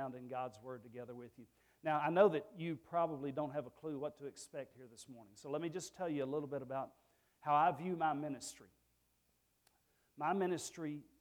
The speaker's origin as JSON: {"language": "English", "town": "Rockland", "region": "Texas", "country": "United States", "tie": "born or raised there", "moved": "yes", "said": "I grew up in Rockland, Texas"}